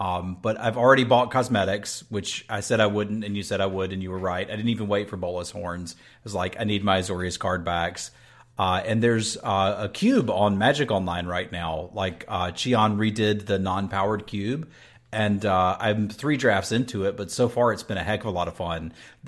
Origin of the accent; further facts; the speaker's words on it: North Carolina, United States; Dude, I grew up in North Carolina